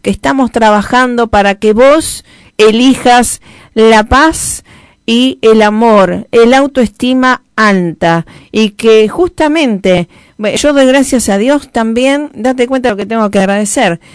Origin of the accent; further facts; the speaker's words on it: Rosario, Santa Fe, Argentina; embajadora de paz en mi tierra natal